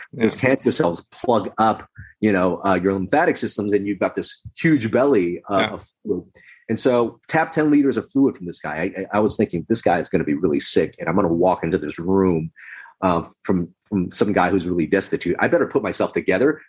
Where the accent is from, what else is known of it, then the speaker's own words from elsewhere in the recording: Los Angeles, California, United States; also born or lived in Philippines; I was in America growing up in Los Angeles